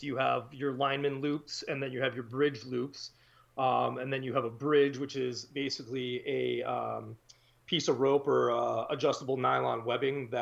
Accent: East Coast, United States; also born or lived in upstate New York; now in Wisconsin, United States; I'm actually from the East Coast originally

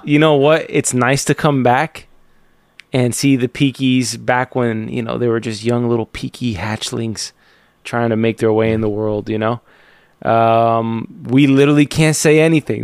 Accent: Cuba; moved away; I'm Cuban

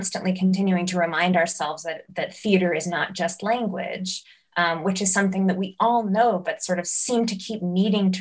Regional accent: New York, United States; growing up in New York

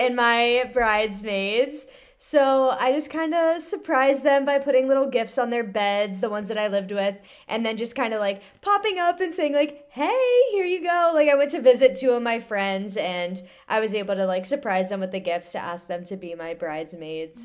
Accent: Central Ohio, United States; moved away as an adult; now in Lorton, Virginia, United States; I grew up in Central Ohio

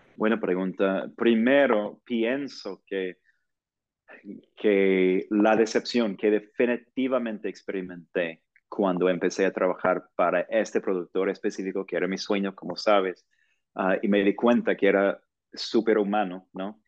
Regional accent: Portland, Oregon, United States; Spanish is a second language; moved away as an adult; also born or lived in Virginia / New York / Los Angeles; now in Mexico City, Mexico; yo soy de Portland, Oregon, del noroeste de los Estados Unidos

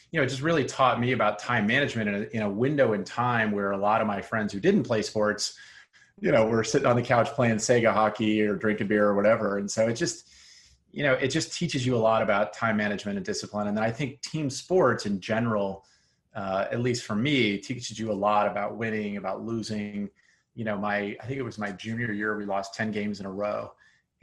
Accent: Seattle, Washington, United States; moved away as an adult; also born or lived in East Coast / Hong Kong; now in Silicon Valley, United States; I grew up in Seattle

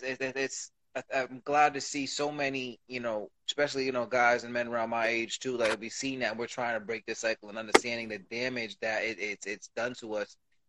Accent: Puerto Rico; I'm from Puerto Rico.

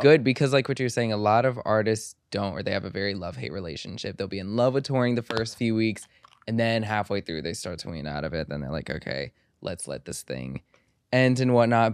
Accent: Egypt; I'm, I'm from Egypt

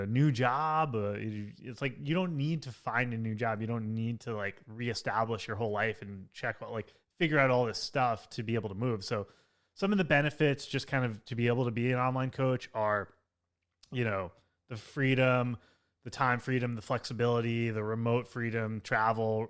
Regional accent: Long Island, New York, United States; also born or lived in Manhattan, New York; I grew up on Long Island, like an hour outside of New York City, and then I lived in Manhattan for ten years

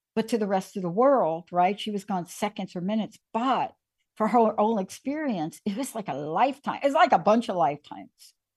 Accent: New York City, New York, United States; Growing up in the Bronx

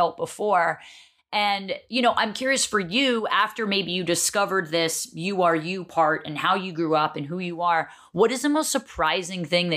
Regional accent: New Jersey, United States; I'm a Jersey girl, so through and through

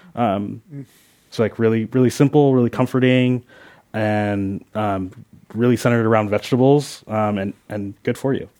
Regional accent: Philadelphia, Pennsylvania, United States; now in Oakland, United States; I was born in Philadelphia.

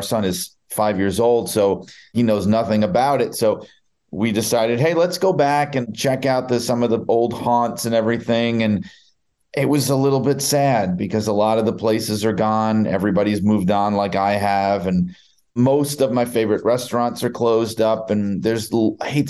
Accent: New York City, New York, United States; moved away as an adult; now in Connecticut, United States; I grew up in Brooklyn, and I moved to Connecticut because of the WWE job.

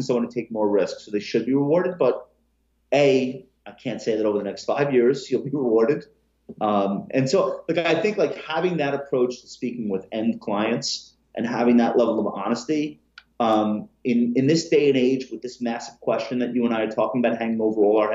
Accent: Long Island, New York, United States; I grew up on Long Island

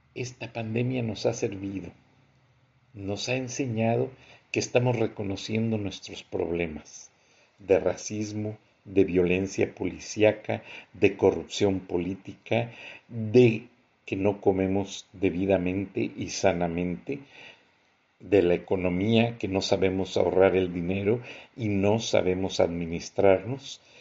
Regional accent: Mexico; nosotros como mexicanos

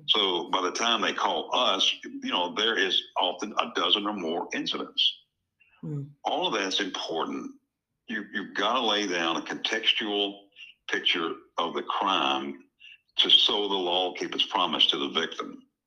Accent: Texas, United States; moved away; also born or lived in Tennessee; I grew up in, in Texas. I'm a Tennessean, but I grew up in Texas

